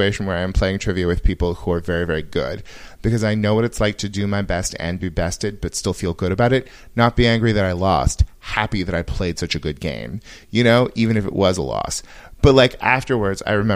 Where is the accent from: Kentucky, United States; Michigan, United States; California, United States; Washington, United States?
California, United States; Yuba City; moved away; I grew up in Yuba City